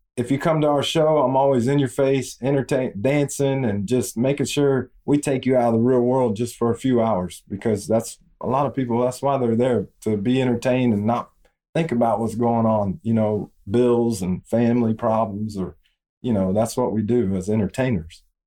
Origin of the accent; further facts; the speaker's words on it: Arcadia, Florida, United States; also born or lived in Bradenton, Florida; I'm from a little small town, Arcadia, Florida